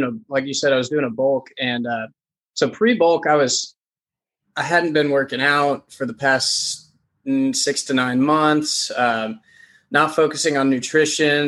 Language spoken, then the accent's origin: English; Louisville, Kentucky, United States; also born or lived in Lexington, Kentucky; I was born and raised in Louisville, Kentucky, still live here.